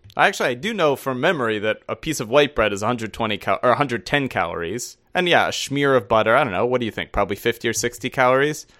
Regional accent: United States; as an American

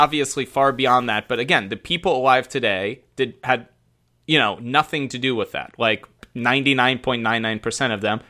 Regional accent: United States; as an American

